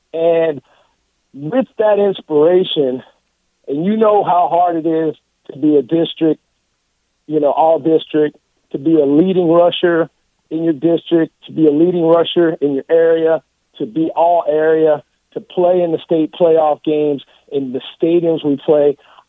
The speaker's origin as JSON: {"language": "English", "town": "El Paso", "region": "Texas", "country": "United States", "tie": "born or raised there", "said": "a kid growing up in Texas. You know, we pretty much knew the Cowboys. However, a little dusty kid from El Paso, Texas"}